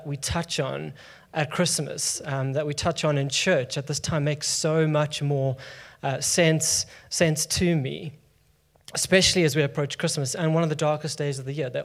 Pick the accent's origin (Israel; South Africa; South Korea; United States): South Africa; now in London, United Kingdom; I'm from South Africa